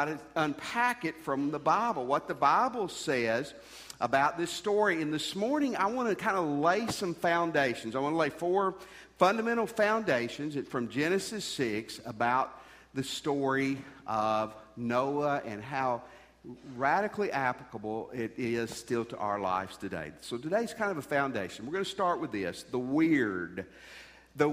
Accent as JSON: {"language": "English", "country": "United States", "tie": "born or raised there", "said": "I grew up near Kentucky"}